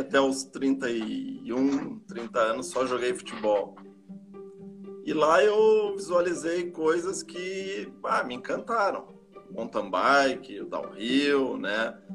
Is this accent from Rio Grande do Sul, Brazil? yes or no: yes; Canoas, Rio Grande do Sul, Brazil; also born or lived in Urubici, Santa Catarina; Eu nasci lá no, no ano de 1974, já 46 anos atrás. Eu vim muito cedo pro, pro Rio Grande do Sul, para Canoas, né? Aqui estudei